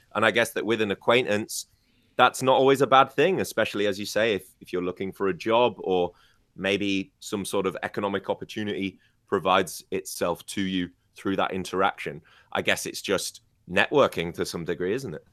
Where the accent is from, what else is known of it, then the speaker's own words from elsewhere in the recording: United Kingdom; moved away; my hometown in the U K